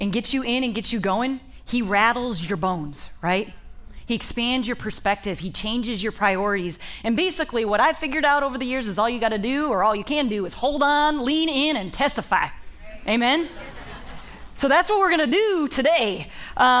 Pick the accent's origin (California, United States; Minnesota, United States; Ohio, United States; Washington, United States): Ohio, United States; I am from Ohio